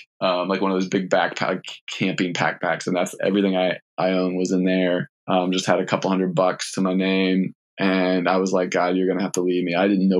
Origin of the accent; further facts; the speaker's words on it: Richmond, Virginia, United States; Like I grew up in Richmond, Virginia for middle school, high school, and then college as well.